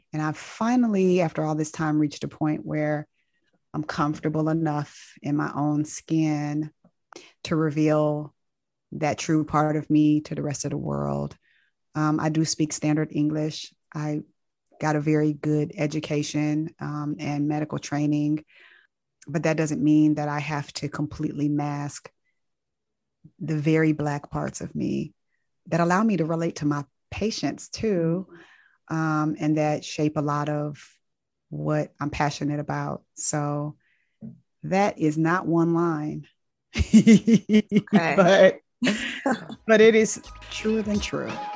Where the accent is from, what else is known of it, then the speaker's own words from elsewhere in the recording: Inglewood, California, United States; moved away as an adult; also born or lived in Tuskegee, Alabama / Nashville, Tennessee; now in Atlanta, United States; growing up in Inglewood, California